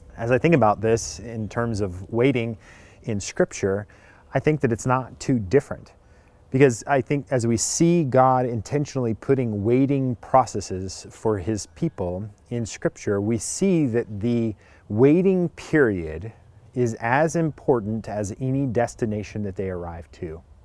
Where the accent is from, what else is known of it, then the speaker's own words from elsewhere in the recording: California, United States; I grew up in California